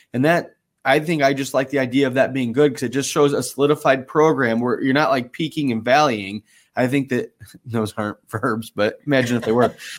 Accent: South Bend, Indiana, United States; growing up in South Bend and being, you know, a Notre Dame fan

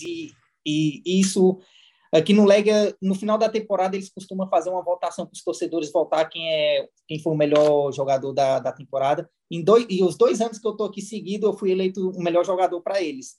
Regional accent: Samambaia, Federal District, Brazil; moved away as an adult; also born or lived in Portugal; eu nasci na Samambaia Norte

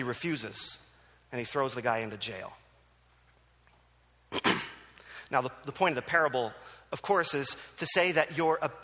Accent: New Jersey, United States; moved away; also born or lived in Philadelphia; I grew up in New Jersey

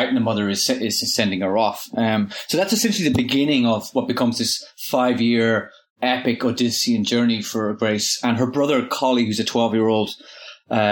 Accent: Inishowen, County Donegal, Ireland; I grew up in Inishowen, in North Donegal

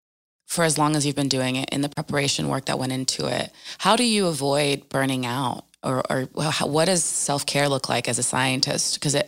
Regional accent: New Jersey, United States; I'm also from Jersey.

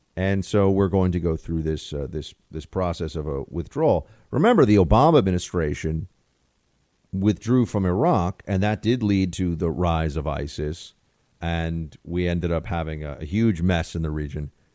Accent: United States; as an American

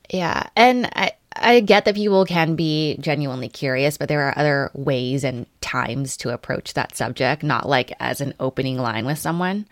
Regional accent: Los Angeles, California, United States; when I say L

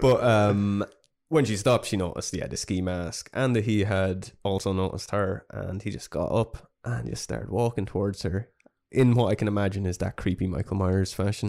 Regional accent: Ireland; we're very Irish

